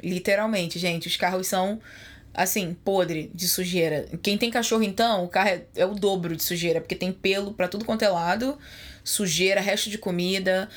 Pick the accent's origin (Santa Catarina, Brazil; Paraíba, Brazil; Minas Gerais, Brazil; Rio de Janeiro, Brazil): Rio de Janeiro, Brazil; moved away; eu sou do Rio de Janeiro